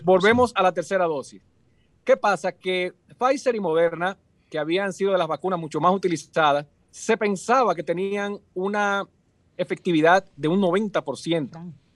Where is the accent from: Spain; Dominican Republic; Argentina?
Dominican Republic